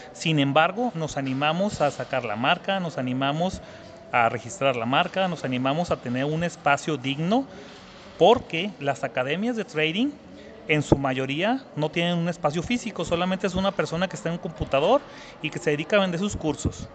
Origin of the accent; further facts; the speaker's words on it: Zacatecas, Mexico; soy de Zacatecas, México, y tengo 38 años de edad.